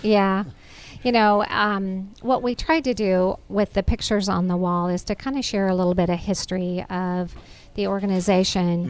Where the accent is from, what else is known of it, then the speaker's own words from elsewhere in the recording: Nebraska, United States; moved away as an adult; now in Georgia, United States; I'm from Nebraska. I think I mentioned I grew up on a farm